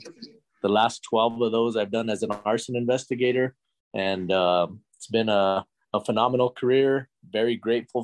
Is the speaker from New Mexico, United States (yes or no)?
yes; Albuquerque, New Mexico, United States; I'm from Albuquerque, New Mexico, born and raised over here in the 505.